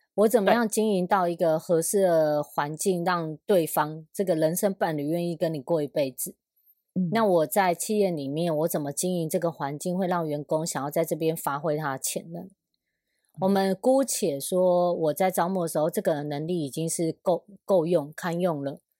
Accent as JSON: {"language": "Chinese", "area": "Sanzhi", "region": "New Taipei", "country": "Taiwan", "moved": "yes", "said": "因为我家以前住在三芝"}